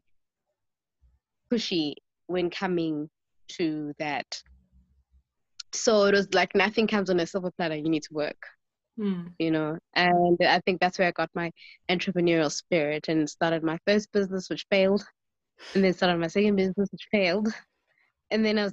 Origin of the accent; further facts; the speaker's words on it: Johannesburg, Gauteng, South Africa; also born or lived in East Rand; I grew up in the suburbs of the north of Johannesburg, and then later on moved to the East Rand.